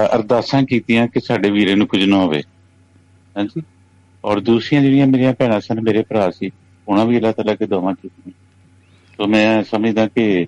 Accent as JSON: {"language": "Punjabi", "town": "Sukho Chak", "region": "Punjab", "country": "Pakistan", "tie": "born or raised there", "first_language": "Punjabi", "said": "ਸੁਖੋ ਚੱਕ ਜਿਹੜਾ ਮੇਰਾ ਪਿੰਡ ਹੈ"}